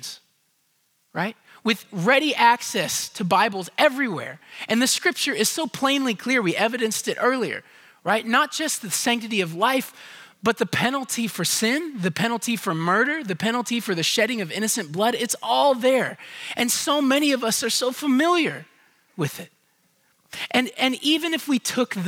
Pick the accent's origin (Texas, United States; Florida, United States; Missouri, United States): Texas, United States; Houston; I grew up in Houston